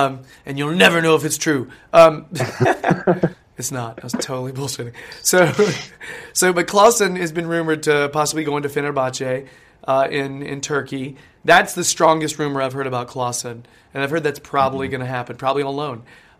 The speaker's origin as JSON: {"language": "English", "country": "United States", "said": "I'm American"}